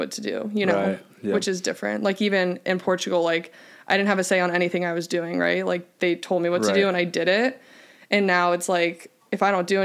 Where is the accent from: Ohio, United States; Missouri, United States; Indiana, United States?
Indiana, United States; moved away; also born or lived in Michigan / Pepperdine (California); I'm from Indiana.